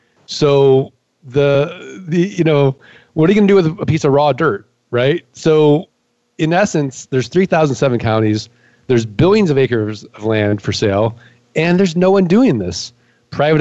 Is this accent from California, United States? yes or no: no; St. Louis, Missouri, United States